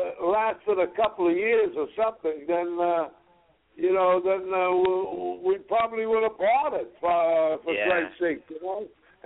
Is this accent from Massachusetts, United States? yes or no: yes; Boston, Massachusetts, United States; We're from Boston, and we're neighbors